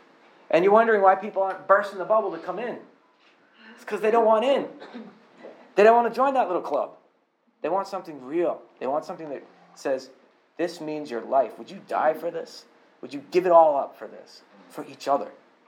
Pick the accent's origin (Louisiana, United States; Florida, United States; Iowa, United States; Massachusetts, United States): Massachusetts, United States; Boston; and I came from Boston, so I know people who were personally abused by clergy members.